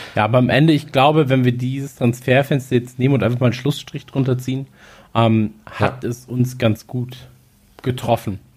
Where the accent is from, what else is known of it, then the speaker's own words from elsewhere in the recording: North Rhine-Westphalia, Germany; wir kommen ja aus äh, aus Nordrhein-Westfalen